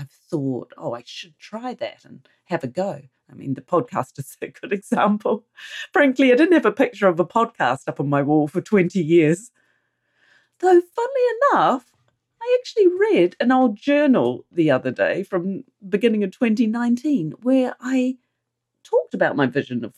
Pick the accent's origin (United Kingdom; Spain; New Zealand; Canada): New Zealand; I'm a Kiwi, and here in New Zealand people surf.